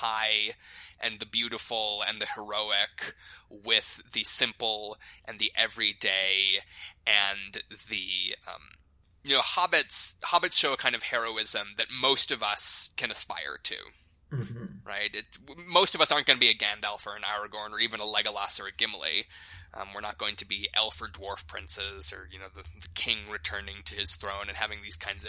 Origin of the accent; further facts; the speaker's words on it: South Dakota, United States; the Lakota people where I grew up in South Dakota